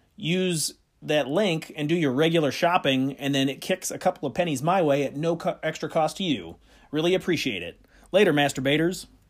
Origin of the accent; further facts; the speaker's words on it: Midwest, United States; I'm from the Midwest